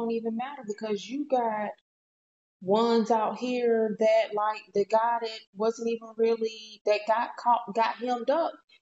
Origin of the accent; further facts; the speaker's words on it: United States; I'm American.